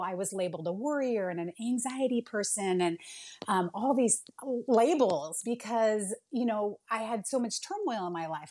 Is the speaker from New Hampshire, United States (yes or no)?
no; Bay Area of California, United States; moved away; I'm originally from the Bay Area of California.